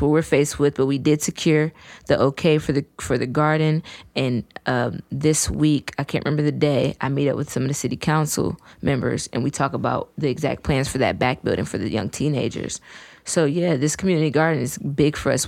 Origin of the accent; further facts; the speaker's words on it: Fairmont, West Virginia, United States; also born or lived in Detroit, Michigan; I was born there, raised here.